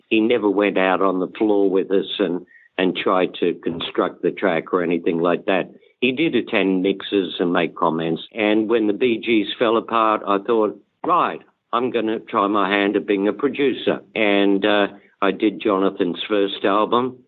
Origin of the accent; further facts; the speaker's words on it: Australia; moved away; I'm Australian